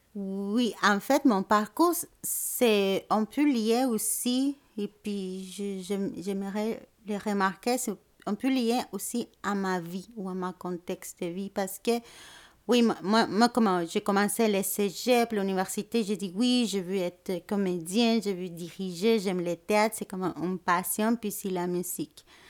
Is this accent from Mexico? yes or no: yes; Mexico City, Mexico; French is a second language; moved away as an adult; also born or lived in Puebla, Mexico; now in Montreal, Canada; je viens de la ville du Mexique, à Mexico, en fait. Je suis née là-bas, puis aussi j'ai déménagé à la ville de Puebla